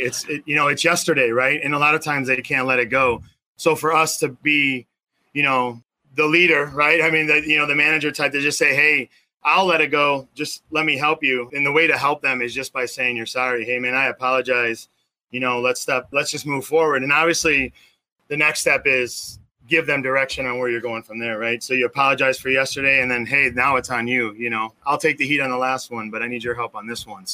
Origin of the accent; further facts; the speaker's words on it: Melrose Park, Illinois, United States; Grew up in a small suburb just west of there, very small, called Melrose Park.